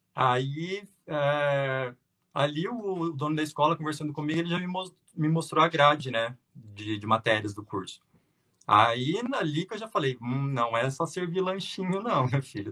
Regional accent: Uberaba, Minas Gerais, Brazil; also born or lived in São José do Rio Preto / Canada; eu sou natural de Beraba, Minas Gerais, lá no Triângulo

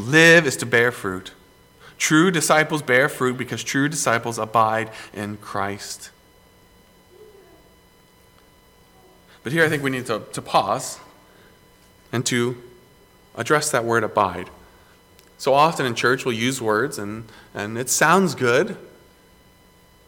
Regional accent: Greenville, South Carolina, United States; Growing up in South Carolina, in Greenville, people just assume that South Carolina is all beach

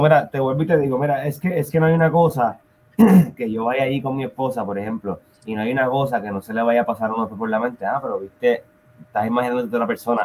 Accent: Puerto Rico; moved away; nosotros somos puertorriqueños

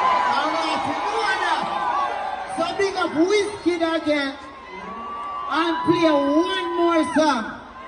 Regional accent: Jamaica; I'm from Jamaica

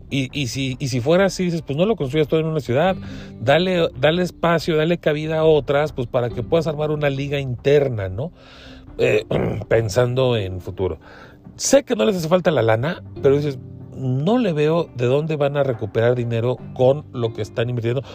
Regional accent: Mexico; como mexicano

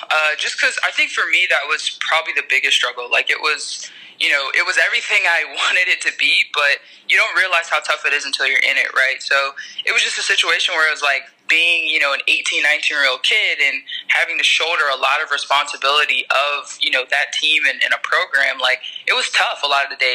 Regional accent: Tennessee, United States; You know, I grew up around Pat Summitt in Tennessee.

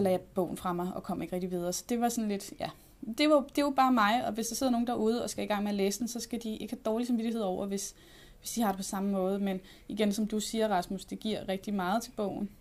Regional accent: North Zealand, Capital Region of Denmark, Denmark; jeg er fra, fra Sjælland. Jeg er fra Nordsjælland.

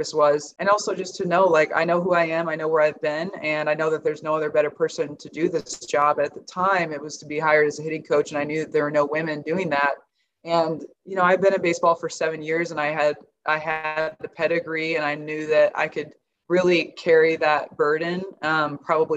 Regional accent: Nebraska, United States; I'm from Nebraska

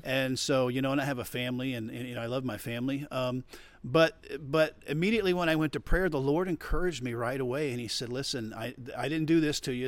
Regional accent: Florida, United States; I'm from Florida

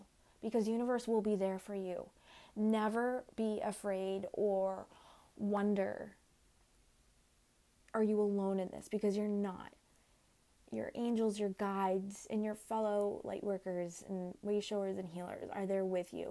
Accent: Winthrop, United States; my hometown's small business store called The Hive in Winthrop

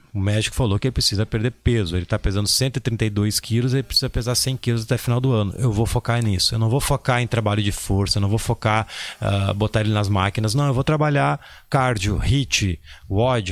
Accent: Porto Alegre, Rio Grande do Sul, Brazil; eu sou de Porto Alegre

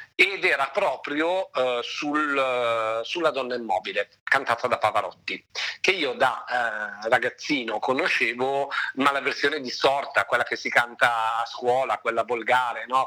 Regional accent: Lake Maggiore, province of Novara, Piedmont, Italy; now in Milan, Italy; io sono nato in realtà sul Lago Maggiore in provincia di Novara e mi sono poi trasferito definitivamente a Milano oramai da una decina d'anni

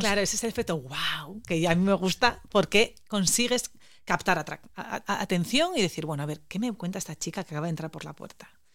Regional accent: Asturias, Spain; vengo desde Asturias, una pequeña región del norte de España. Somos celtas

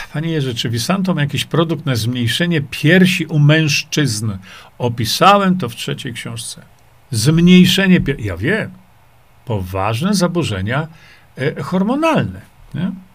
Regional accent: Świdnik, Lublin Voivodeship, Poland; Tam się wychowałem

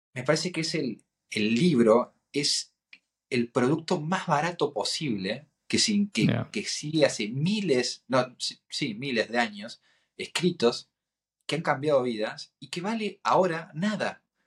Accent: Argentina; soy un argentino

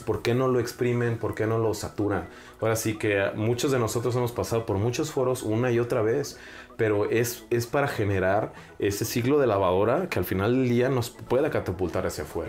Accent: Celaya, Guanajuato, Mexico; soy más celayense

